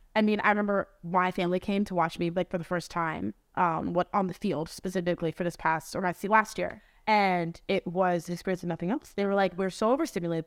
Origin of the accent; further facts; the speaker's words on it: New Jersey, United States; moved away as an adult; I'm from New Jersey